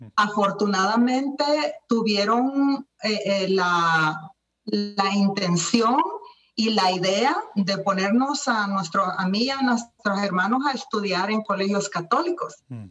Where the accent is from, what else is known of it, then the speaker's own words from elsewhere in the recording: El Salvador; now in United States; yo soy salvadoreña. Estoy en los Estados Unidos ahora, pero yo nací en El Salvador